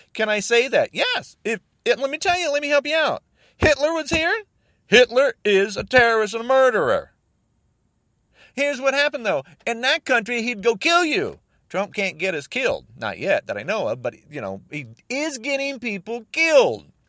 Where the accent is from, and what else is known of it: United States